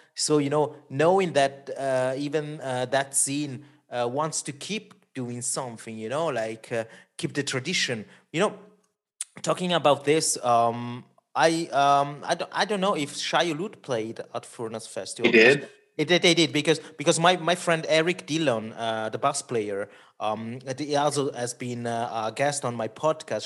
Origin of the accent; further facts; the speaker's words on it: Switzerland; first language Italian; English is a second language; I'm from Switzerland, middle of Europe.